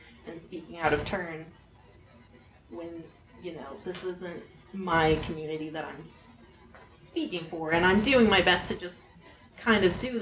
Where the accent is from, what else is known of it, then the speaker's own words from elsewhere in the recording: Montana, United States; I was raised in Montana as a middle-class